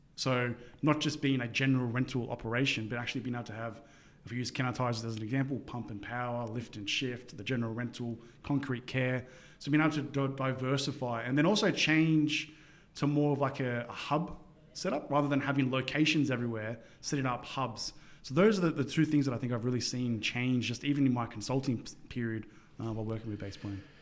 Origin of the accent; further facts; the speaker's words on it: Sydney, New South Wales, Australia; growing up in Sydney, Australia